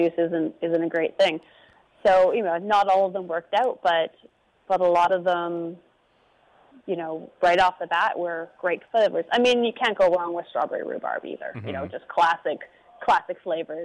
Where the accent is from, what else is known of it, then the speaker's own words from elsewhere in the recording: Pemberton, British Columbia, Canada; I have a farming background. I grew up in Pemberton